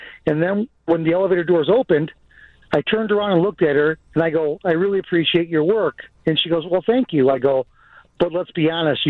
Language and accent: English; Chicago, Illinois, United States; I'm from the Beverly area on the south side